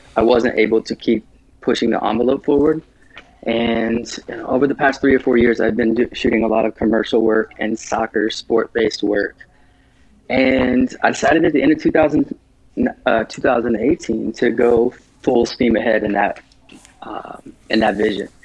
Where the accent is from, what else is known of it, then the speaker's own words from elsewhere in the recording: Midwest, United States; I grew up in the Midwest and my family didn't have a lot of money growing up